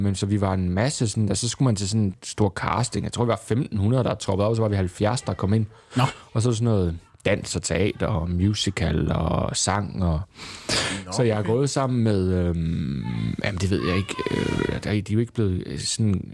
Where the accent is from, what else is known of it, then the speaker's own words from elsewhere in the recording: Southern Jutland, Southern Denmark, Denmark; moved away; also born or lived in Copenhagen; jeg var sønderjyde